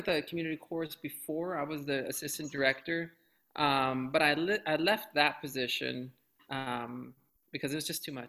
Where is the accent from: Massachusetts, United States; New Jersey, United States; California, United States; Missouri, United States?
California, United States; Los Angeles; I grew up out here in Los Angeles.